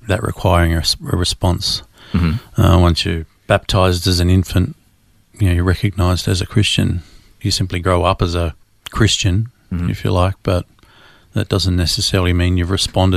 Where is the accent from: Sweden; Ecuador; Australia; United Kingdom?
Australia; Melbourne, Victoria; Born and raised in Melbourne, Australia. Born to a family in Mount Waverley